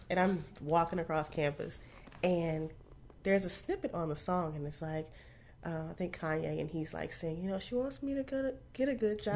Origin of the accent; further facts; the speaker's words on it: Arlington, Texas, United States; also born or lived in Bunkie, Louisiana; I grew up in Texas